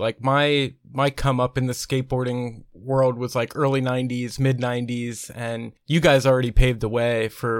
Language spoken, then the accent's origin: English; United States; now in Nashville, United States; Now I'm in Nashville, Tennessee, but originally grew up in the East Coast. I'm like grew up 40 minutes away from Philly